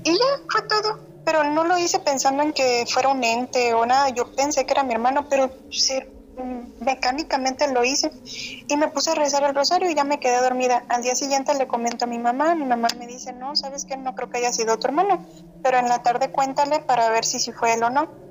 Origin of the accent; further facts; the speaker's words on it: San José del Cabo, Baja California Sur, Mexico; also born or lived in Guadalajara; yo soy de Los Cabos